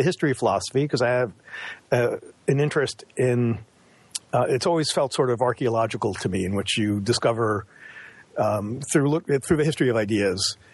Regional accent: Roslyn Heights, New York, United States; now in Brookline, United States; I grew up on Long Island

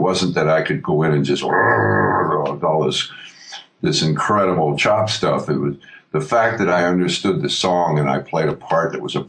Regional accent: New York, United States; When I was a kid growing up in New York

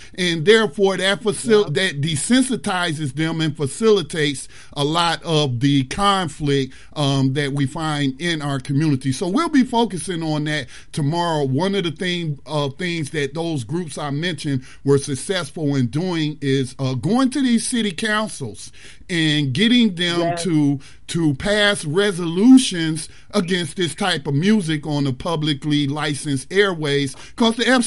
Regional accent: Detroit, Michigan, United States; now in North Carolina, United States; I was born in North Carolina, but at 2 years old, my mother, who was a young mother, moved to Detroit for opportunity

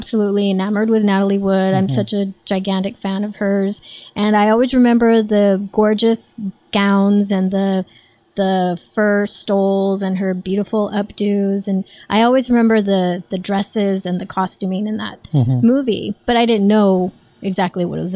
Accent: Southern California, United States; also born or lived in New York

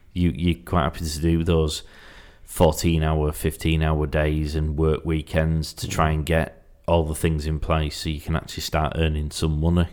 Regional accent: Yorkshire and the Humber, United Kingdom; I'm from Yorkshire

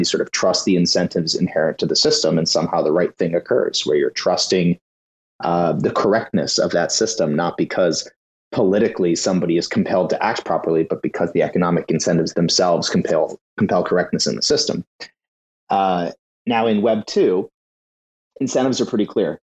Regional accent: United States; as an American

